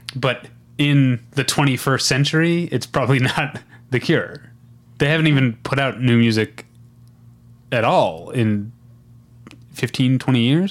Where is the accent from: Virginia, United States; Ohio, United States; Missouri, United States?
Missouri, United States; I grew up in Missouri